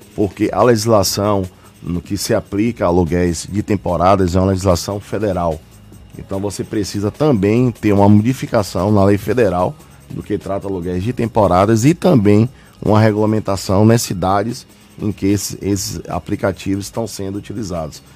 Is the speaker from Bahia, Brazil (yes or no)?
yes; Bahia, Brazil